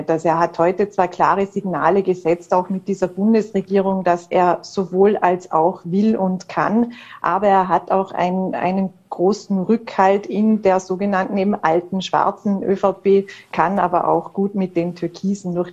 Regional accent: Vorarlberg, Austria; den wir ja immer für uns als Vorarlberger quasi verbuchten

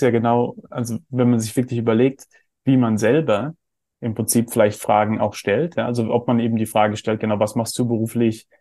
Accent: Heidelberg, Baden-Württemberg, Germany; ich bin in Heidelberg aufgewachsen, wo wir so einen Philosophenweg haben

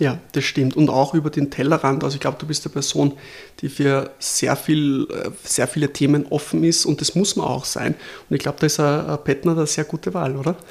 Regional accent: Lower Austria, Austria; als Niederösterreicher

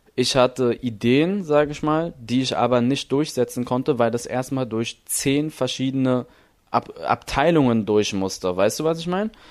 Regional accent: Berlin, Germany; ich bin in Berlin geboren

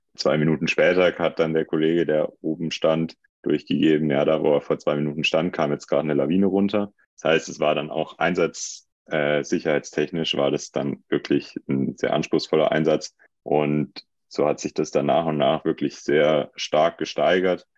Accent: Hinterzarten, Baden-Württemberg, Germany; ich komme aus Hinterzarten

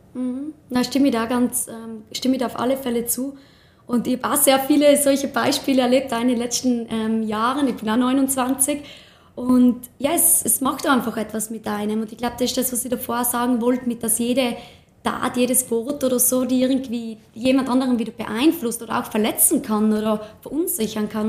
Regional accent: Tyrol, Austria; hier bei uns in Tirol

